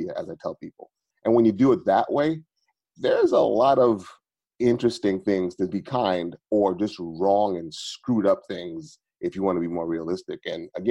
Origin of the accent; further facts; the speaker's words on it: New York City, New York, United States; moved away; I am originally from Brooklyn